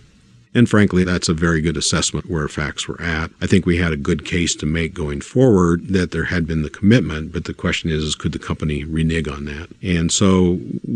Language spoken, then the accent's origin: English; Wendell, Idaho, United States; I grew up in Wendell, a town just immediately east of the Thousand Springs area